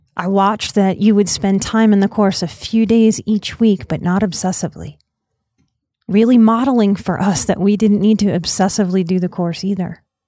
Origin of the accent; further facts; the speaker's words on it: United States; as an American society